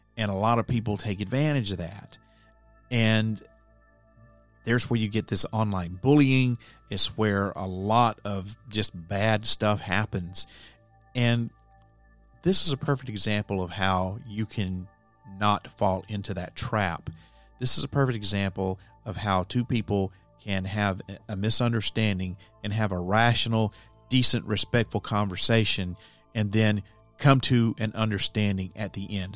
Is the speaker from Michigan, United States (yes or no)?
no; Alabama, United States; moved away as an adult; also born or lived in Nashville area, Tennessee; now in Nashville, United States; My home state is Alabama. I grew up there and I lived there until the end of two thousand two when I moved here to the Nashville area